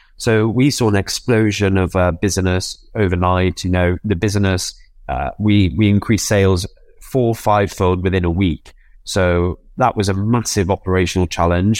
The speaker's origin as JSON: {"language": "English", "town": "Newcastle upon Tyne", "region": "North East England", "country": "United Kingdom", "said": "I'm a Geordie. I'm from Newcastle."}